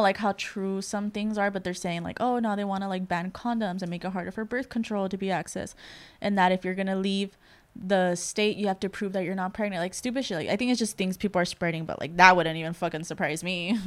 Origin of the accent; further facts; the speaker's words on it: El Salvador; I'm from El Salvador